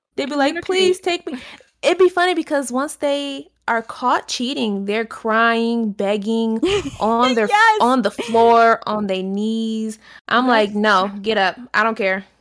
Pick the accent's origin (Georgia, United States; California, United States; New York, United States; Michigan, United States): Michigan, United States; Detroit; I'm from Detroit